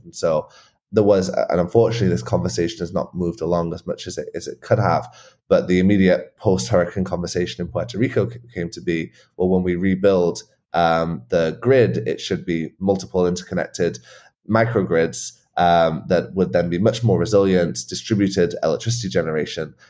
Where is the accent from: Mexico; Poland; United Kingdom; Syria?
United Kingdom; England; moved away; also born or lived in Scotland; I grew up in England um, on a farm in a pretty rural area on the Welsh borders